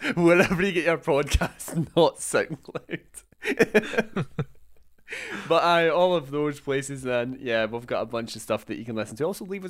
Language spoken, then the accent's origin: English; Scotland, United Kingdom; I do love it, but no, because I'm Scottish.